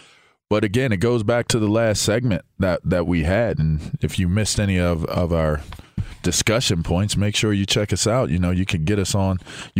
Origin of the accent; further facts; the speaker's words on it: Pittsburgh, Pennsylvania, United States; Like, listen, I'm from Pittsburgh.